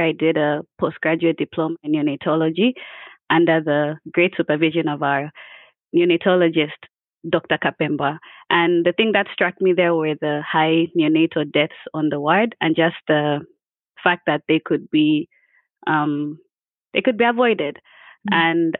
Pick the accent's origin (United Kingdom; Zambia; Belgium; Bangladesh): Zambia; also born or lived in Russia; I'm originally from Zambia. I don't know if Shelly Ann mentioned this, but that's home.